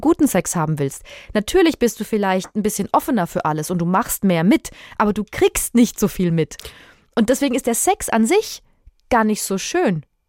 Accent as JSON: {"language": "German", "town": "Würzburg", "region": "Bavaria", "country": "Germany", "said": "Also ich komme aus Würzburg"}